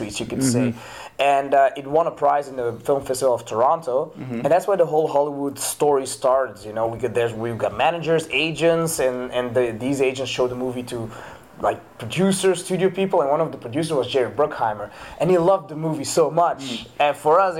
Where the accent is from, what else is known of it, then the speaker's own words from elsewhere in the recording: Antwerp, Flanders, Belgium; I'm from Antwerp, but my parents are from Morocco.